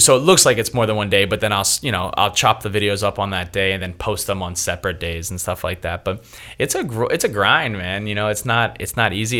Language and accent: English; Philadelphia, Pennsylvania, United States; moved away as an adult; now in Los Angeles, United States; born and raised in Philadelphia, but been in Los Angeles now for eight years